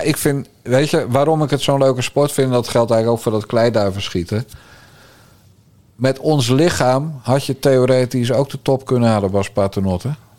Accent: Bergambacht, South Holland, Netherlands; Ik ben een timmermanszoon uit Bergambacht.

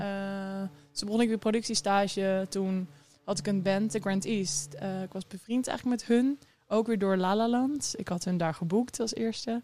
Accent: Harderwijk, Gelderland, Netherlands; ik kom uit Harderwijk. Ehm, daar ben ik opgegroeid.

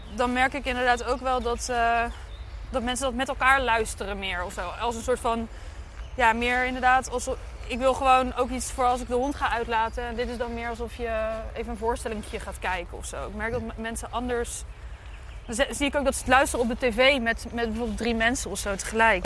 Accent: Dordrecht, South Holland, Netherlands; ik ben een schapenkop, want ik ben in Dordrecht geboren

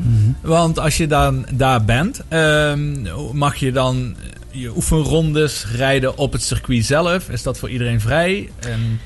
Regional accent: Maastricht, Limburg, Netherlands; als echte Maastrichtenaar

